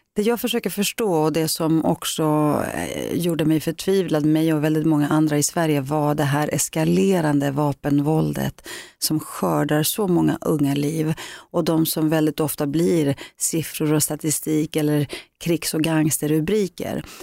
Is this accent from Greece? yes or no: yes; Greece; now in Sweden; min grekiska kultur, där jag kommer ifrån